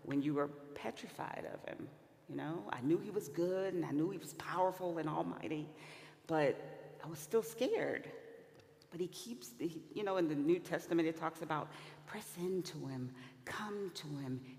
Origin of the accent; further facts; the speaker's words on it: Louisiana, United States; I'm from Louisiana